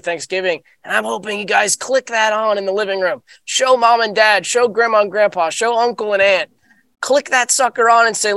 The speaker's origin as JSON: {"language": "English", "region": "the South", "country": "United States", "said": "I'm from the South, so we have a lot of that classic Southern"}